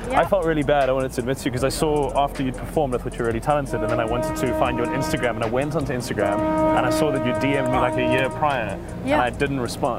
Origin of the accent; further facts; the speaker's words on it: Cape Town, Western Cape, South Africa; moved away as an adult; now in Johannesburg, South Africa; I left when I was 23